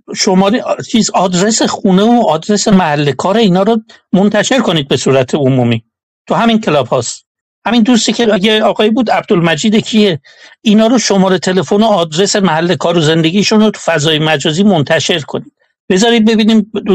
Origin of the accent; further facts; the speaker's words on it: Iran; moved away; دور از ایرانم